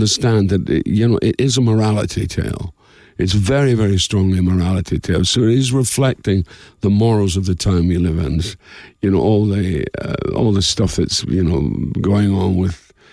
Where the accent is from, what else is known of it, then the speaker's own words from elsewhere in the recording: Dundee, Scotland, United Kingdom; somewhere called Dundee, Scotland. I said, that's my hometown.